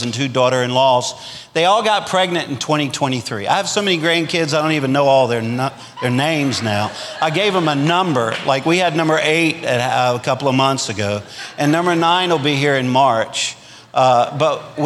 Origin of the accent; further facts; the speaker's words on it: Louisiana, United States; now in Arkansas, United States; I'm a Cajun from Louisiana, which means that we'll eat anything that lives in a ditch.